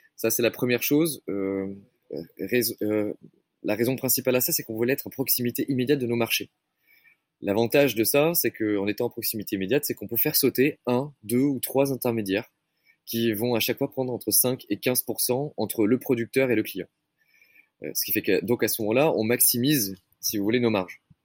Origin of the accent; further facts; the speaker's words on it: Médoc, Nouvelle-Aquitaine, France; moved away; j'ai grandi dans le Médoc, une région qui, est bercée par les rythmes de la viticulture